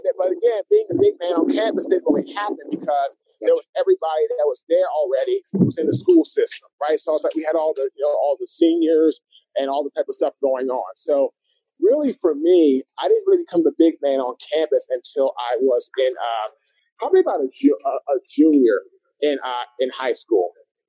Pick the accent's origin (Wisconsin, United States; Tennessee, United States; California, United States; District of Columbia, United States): District of Columbia, United States; Washington; also born or lived in White Oak, Maryland; Washington, D.C., my friend.